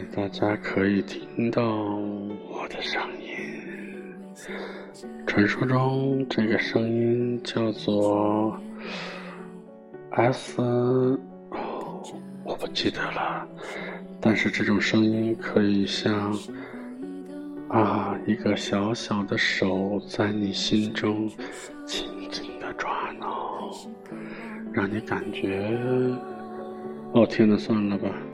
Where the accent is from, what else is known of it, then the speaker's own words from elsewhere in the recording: Northwest China, China; moved away; 我的老家在北方，啊，很北。然后有人说，哪个北啊？啊，西北，哦，西北汉子